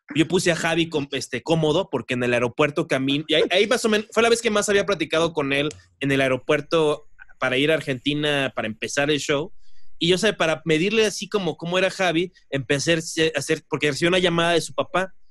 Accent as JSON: {"language": "Spanish", "country": "Mexico", "accent": "Mexican", "said": "nuestro verdadero acento mexicano"}